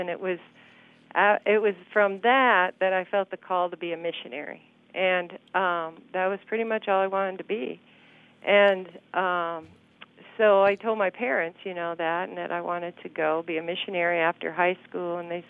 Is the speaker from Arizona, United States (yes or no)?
yes; Phoenix, Arizona, United States; moved away as an adult; also born or lived in Mexico City, Mexico; I'm from Phoenix, Arizona